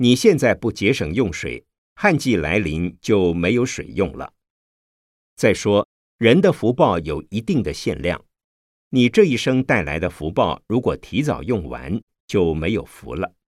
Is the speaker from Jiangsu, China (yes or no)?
yes; Changshu, Jiangsu, China; 我的家乡在江苏省常熟县。是所谓的鱼米之乡，水质非常好